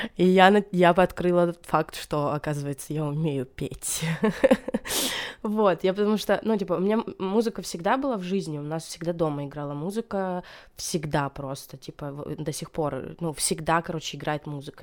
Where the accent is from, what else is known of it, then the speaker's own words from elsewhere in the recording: Stavropol Krai, Russia; moved away; also born or lived in Saint Petersburg / Bryansk / Moscow; я я из маленького-маленького поселка, численность населения которого 4000. Ну и то даже, когда я родилась, этот поселок был отделен от другого, к которому его присоединили, и там еще меньше людей было, я не знаю, меньше, чем на наши друзья собирают. А, вот, и э, это Ставропольский край